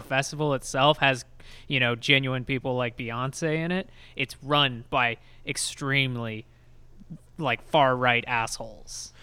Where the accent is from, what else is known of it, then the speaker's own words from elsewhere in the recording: Texas, United States; I'm from Texas